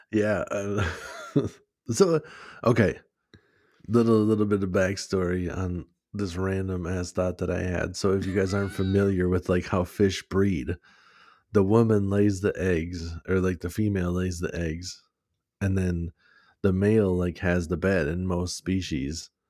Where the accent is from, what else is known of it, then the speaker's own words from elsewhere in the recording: United States; we're from America